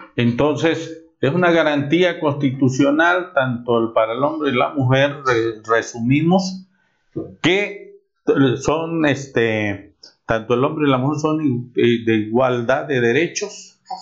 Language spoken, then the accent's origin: Spanish; Mexico; como mexicanos, como abogados